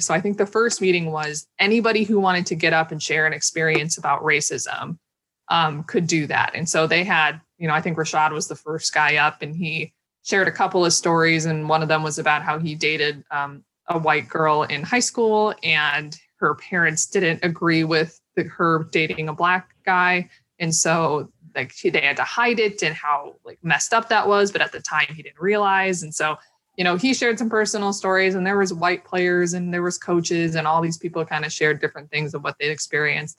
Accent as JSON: {"language": "English", "region": "Minnesota", "country": "United States", "said": "I'm from Minnesota and obviously I live in Minneapolis"}